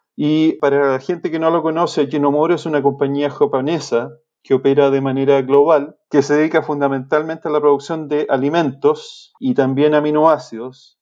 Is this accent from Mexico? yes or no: no; Chile; moved away as an adult; also born or lived in Illinois, United States / Kansas, United States; Soy, soy de origen chileno, estudié agronomía